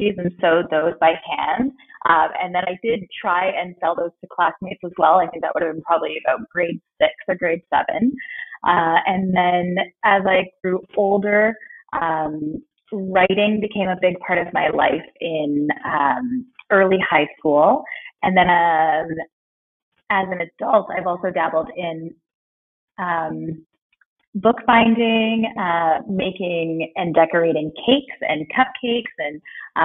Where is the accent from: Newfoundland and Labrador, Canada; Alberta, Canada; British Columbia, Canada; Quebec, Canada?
British Columbia, Canada; Vancouver; I was born here in Vancouver and kind of raised in the Lower Mainland, so I've spent most of my life here.